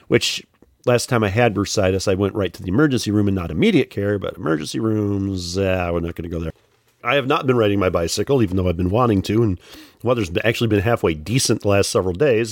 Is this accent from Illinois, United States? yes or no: yes; Joliet, Illinois, United States; also born or lived in Plainfield, Illinois / Morris, Illinois; I was born in Joliet